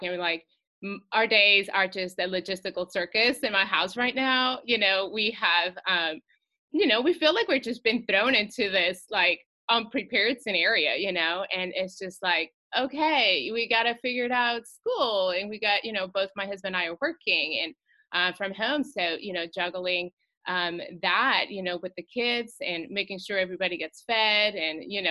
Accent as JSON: {"language": "English", "region": "Mexico City", "country": "Mexico", "tie": "born or raised there", "also_born_or_lived": "California", "moved": "yes", "lives_now": "Charlotte, United States", "said": "I'm originally from Mexico City. Grew up in Mexico, lived about half my life there."}